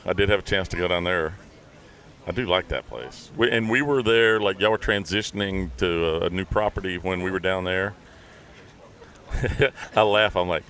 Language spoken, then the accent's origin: English; West Tennessee, United States; Man, I grew up in West Tennessee.